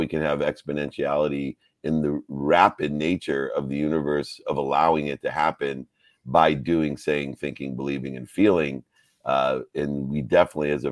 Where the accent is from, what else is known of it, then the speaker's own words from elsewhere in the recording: Ohio, United States; When we come from Ohio